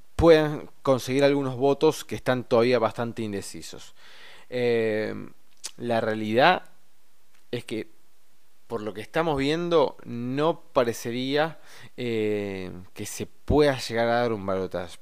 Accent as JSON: {"language": "Spanish", "country": "Argentina", "said": "nosotros como argentinos"}